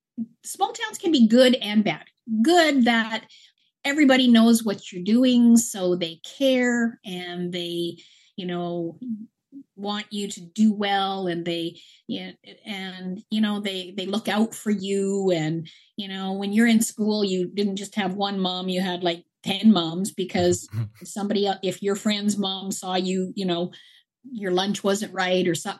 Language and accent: English; Grimshaw, Alberta, Canada; also born or lived in Berwyn, Alberta; I grew up in the Peace Country in more so around the Grimshaw area. I was born in a little tiny hospital called Berwyn, and my family was from that area, and I was so basically raised in Grimshaw. I went to Grimshaw High